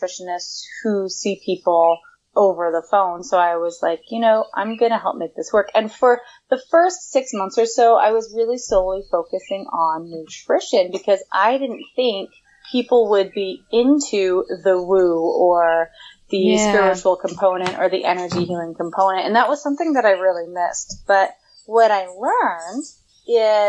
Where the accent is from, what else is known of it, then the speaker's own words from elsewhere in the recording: Portland, Oregon, United States; moved away as an adult; now in Southern California, United States; I left my hometown of Portland, Oregon in January, and now I'm in Southern California